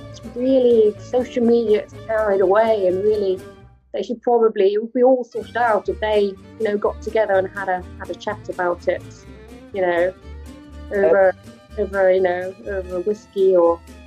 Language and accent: English; United Kingdom; we as British people, where, you know, we're all going to share in our future of whatever comes.